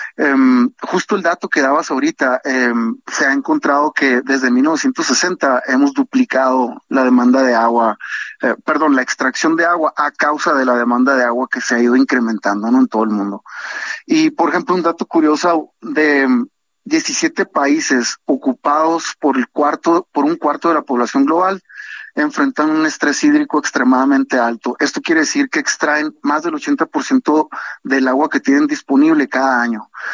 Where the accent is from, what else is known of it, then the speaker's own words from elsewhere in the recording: Sonora, Mexico; yo soy de Sonora